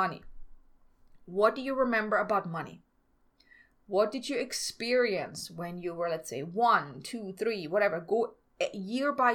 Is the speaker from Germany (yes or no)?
yes; Germany; moved away; I'm from Germany